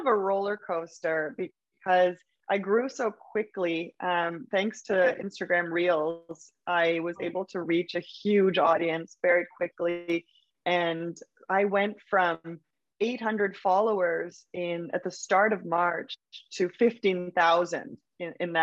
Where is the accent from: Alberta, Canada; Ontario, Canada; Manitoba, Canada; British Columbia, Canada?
British Columbia, Canada; Vancouver; moved away as an adult; also born or lived in Berlin; now in New York City, United States; I'm from Vancouver, Canada originally, and I left here about 7 years ago.